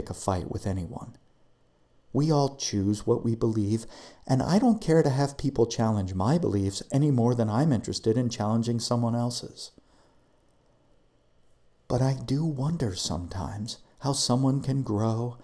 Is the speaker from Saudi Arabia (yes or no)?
no; United States; I'm an American